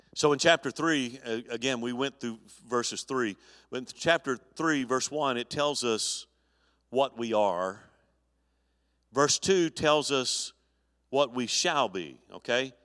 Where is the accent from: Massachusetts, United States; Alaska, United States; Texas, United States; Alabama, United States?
Alabama, United States; Mobile; moved away; my hometown in Al, in Mobile, Alabama